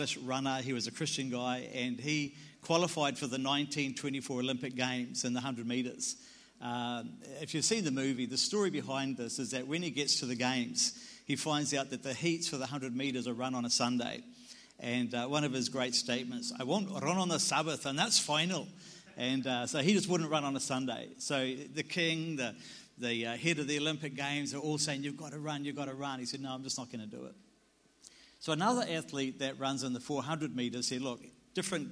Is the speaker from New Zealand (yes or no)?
yes; New Zealand; I'm a Kiwi.